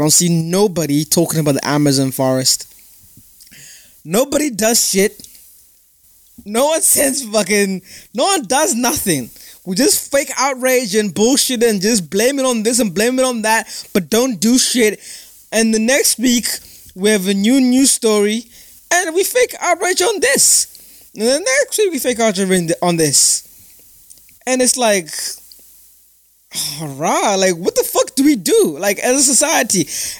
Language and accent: English; United Kingdom; So, you know, I'm a citizen of the United Kingdom. I'm British.